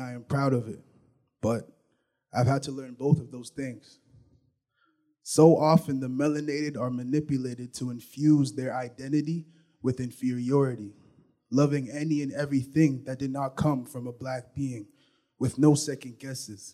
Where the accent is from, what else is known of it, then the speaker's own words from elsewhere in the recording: Vancouver, British Columbia, Canada; moved away; I was born in Vancouver. I moved around a lot, so but 10, 12 years was in Vancouver